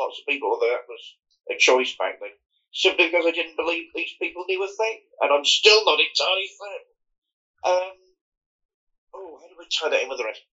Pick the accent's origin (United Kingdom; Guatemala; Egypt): United Kingdom; Fareham, South East England; I grew up in Hampshire, Fareham in Hampshire